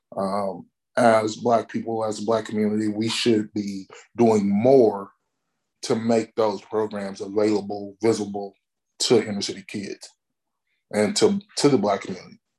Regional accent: Alabama, United States; moved away; I'm originally from Alabama

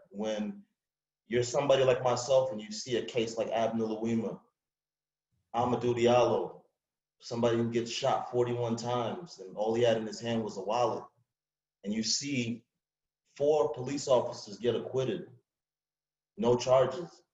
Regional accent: New York City, New York, United States; moved away; also born or lived in Long Island, New York; I'm from Springfield Gardens, New York, Queens, um, you know, and I moved out to Long Island

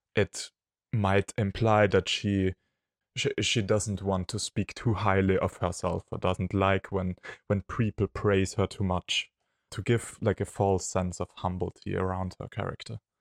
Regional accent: Austria; from Austria

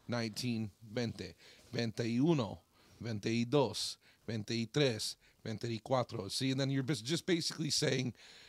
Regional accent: Jackson, Michigan, United States; moved away as an adult; also born or lived in California; I grew up here in Jackson, Michigan.

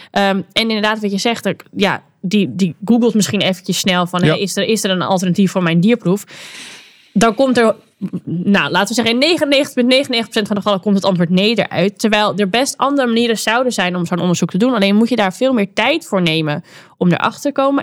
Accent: Netherlands; wij kunnen als Nederlanders

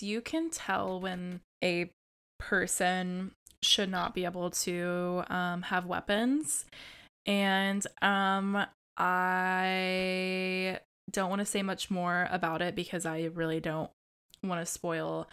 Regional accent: United States; as an American

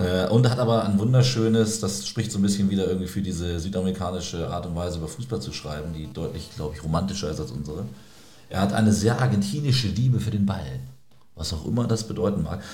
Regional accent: Celle, Lower Saxony, Germany; aus meiner Heimatstadt Celle

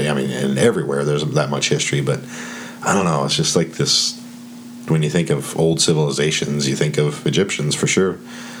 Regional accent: Colorado, United States; I'm from Colorado

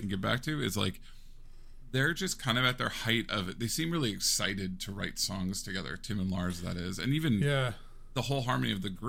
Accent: Seattle, Washington, United States; I'm from Seattle

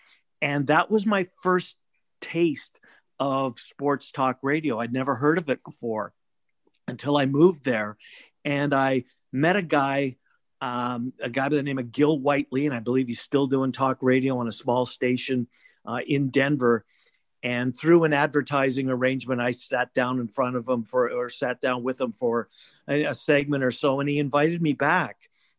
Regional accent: Manitoba, Canada; moved away as an adult; now in Des Moines, United States; So I immigrated from Canada in 1989. I was a race caller at the track in Winnipeg

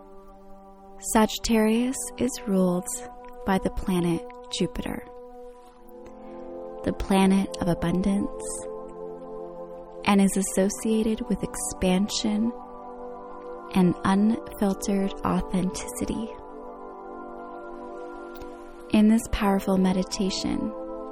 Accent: Croatia; my home country, to a secret beach in Croatia

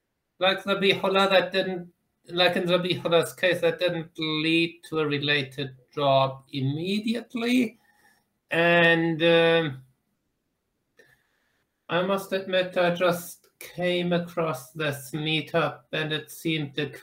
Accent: Germany; now in Ottawa, Canada; I'm from Germany. I live in Ottawa.

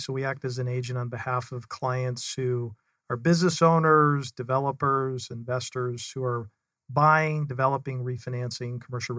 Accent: Salt Lake City, Utah, United States; So I am originally from Salt Lake City, Utah, born and raised up there, had four older sisters.

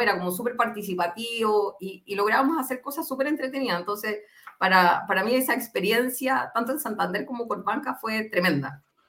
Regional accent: Concepción, Biobío, Chile; now in Santiago, Chile; soy de Concepción, pero vivo hace, no sé, 17 años en Santiago

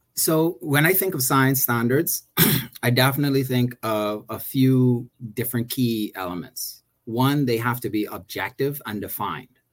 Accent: Bahamas; also born or lived in Maryland; I grew up in the Bahamas, went to SAC, uh, went to UB

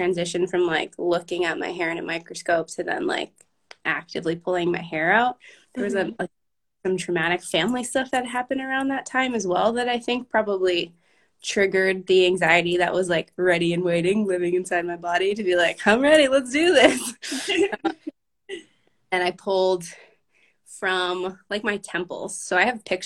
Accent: Boston, Massachusetts, United States; I grew up in Boston

